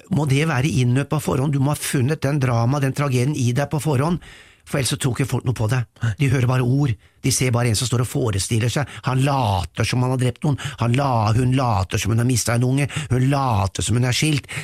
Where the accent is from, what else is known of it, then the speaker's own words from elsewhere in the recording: Norway; vi nordmenn